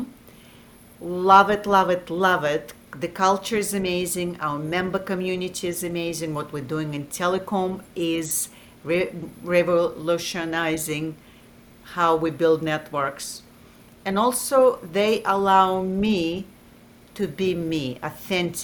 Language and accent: English; Russia; also born or lived in Massachusetts / East Coast, United States; now in South Carolina, United States; where I grew up in Russia and East Coast